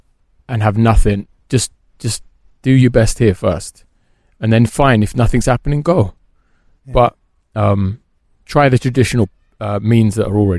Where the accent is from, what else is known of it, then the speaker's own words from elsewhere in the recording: Birmingham, West Midlands, United Kingdom; accent: Brummy; now in London, United Kingdom; Well, I'm practically a Londoner now, but I am from Birmingham, yeah.